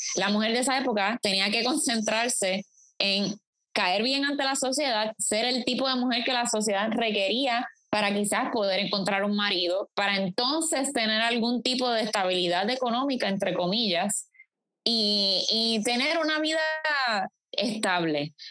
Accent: Puerto Rico; mucho de lo que somos como puertorriqueños

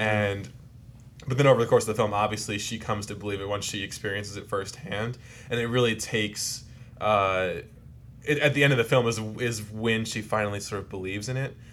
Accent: New Jersey, United States; South Jersey, which is where I grew up

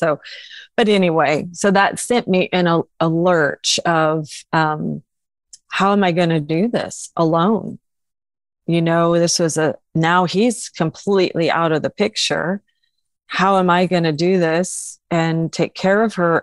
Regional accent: Illinois, United States; moved away as an adult; now in Oklahoma, United States; I'm originally from Illinois, came to Oklahoma to go to ORU. And that was in 1987.

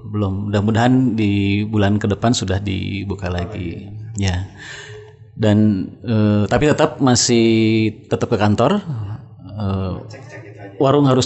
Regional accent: Cimahi, West Java, Indonesia; NR kita orang Cimahi ke Bandung habis maghrib malam-malam

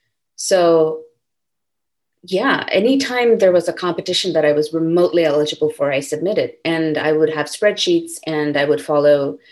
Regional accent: India; also born or lived in California, United States / Singapore; I was born in California, but like I mentioned, we moved to Singapore when I was 6, and then we moved to India when I was 9. So we were living in different places, and I mostly grew up in India.

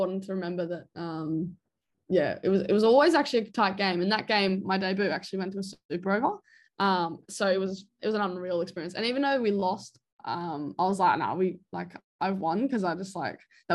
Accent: Australia; as an Australian

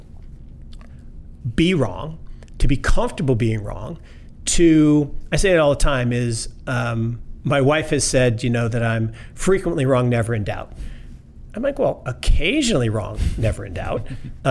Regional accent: Seattle, Washington, United States; I grew up in Seattle

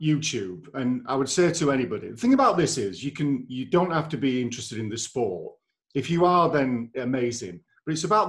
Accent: Leeds, Yorkshire and the Humber, United Kingdom; I'm from Leeds

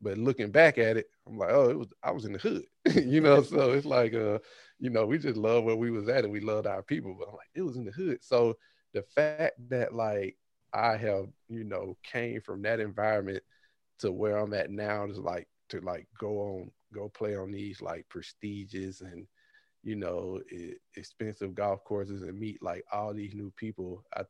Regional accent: Birmingham, Alabama, United States; now in California, United States; I'm in California, but I'm originally from Birmingham, Alabama.

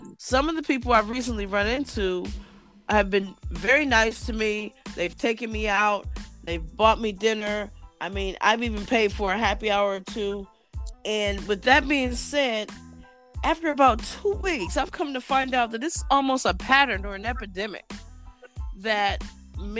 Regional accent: Columbus, Ohio, United States; also born or lived in Cincinnati, Ohio; I was born and raised in Columbus, Ohio as well.

